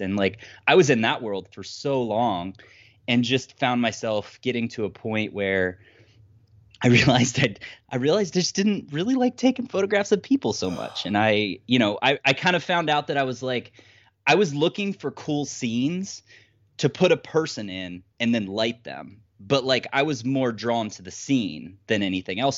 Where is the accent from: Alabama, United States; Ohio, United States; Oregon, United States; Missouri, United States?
Ohio, United States; now in Ann Arbor, Michigan, United States; I'm originally from Ohio, just, like, middle of nowhere, absolute nowhere, but I currently live just outside of Ann Arbor, Michigan.